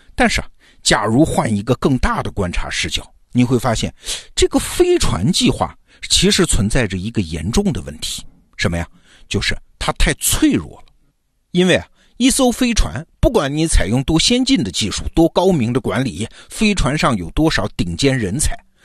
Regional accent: China; 我们中国人的概念

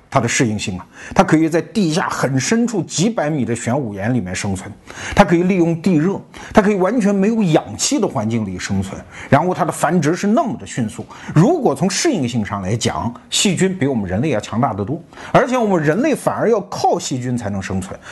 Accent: China; 我们中国人

